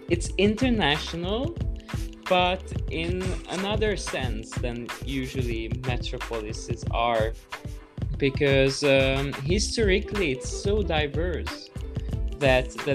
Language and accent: English; Budapest, Hungary; now in Brussels, Belgium; coming from Hungary, from Budapest, and my whole family is from Budapest